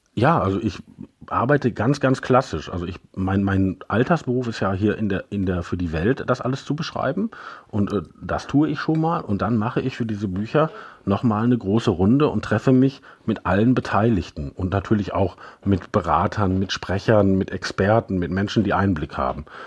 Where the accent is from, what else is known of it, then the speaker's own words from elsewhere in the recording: Germany; bei uns in Deutschland